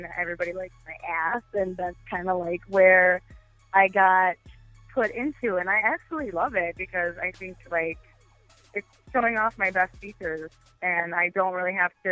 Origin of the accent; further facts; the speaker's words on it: Wisconsin, United States; moved away as an adult; now in Chicago, United States; I'm from Wisconsin originally